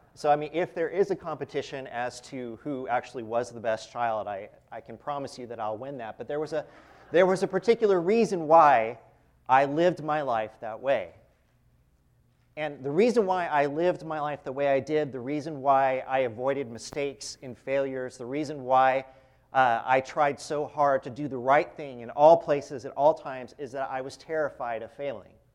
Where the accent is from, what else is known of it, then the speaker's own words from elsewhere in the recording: Fresno, California, United States; I'm from Fresno, California, grew up there.